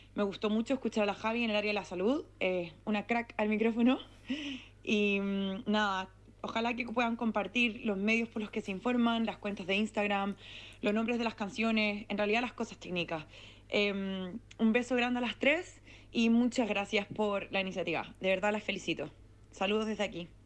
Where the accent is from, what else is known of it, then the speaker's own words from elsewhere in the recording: Santiago, Santiago Metropolitan Region, Chile; moved away as an adult; now in Melbourne, Australia; nacida y criada en Santiago de Chile. Llevo cuatro años fuera